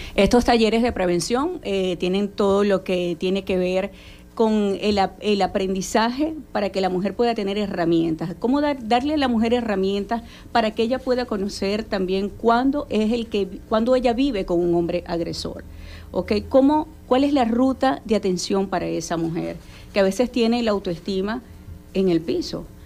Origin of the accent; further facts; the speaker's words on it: Zulia, Venezuela; En nuestro estado, Zulia